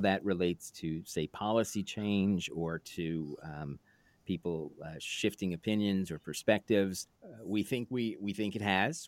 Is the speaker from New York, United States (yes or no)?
yes; New York City, New York, United States; moved away; also born or lived in Woodstock, New York; growing up in New York City